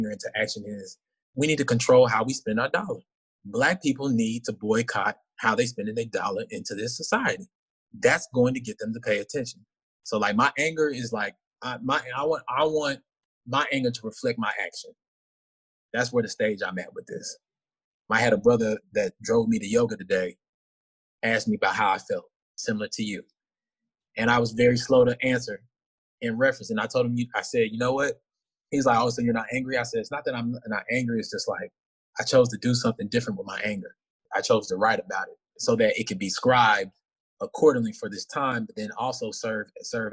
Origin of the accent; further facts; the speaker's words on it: Arlington, Texas, United States; moved away as an adult; also born or lived in Dallas, Texas; now in Washington, D.C., United States; I'm originally from Arlington, Texas, 32 years old